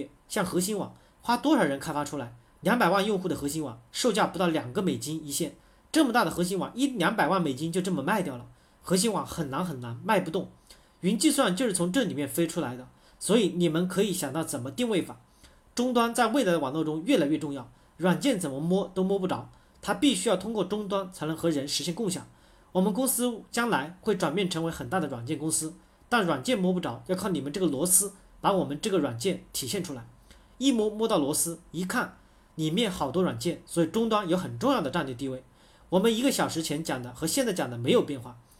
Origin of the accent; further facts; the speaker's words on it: China; 跟我们中国人做的搜狗、百度输入法差得很远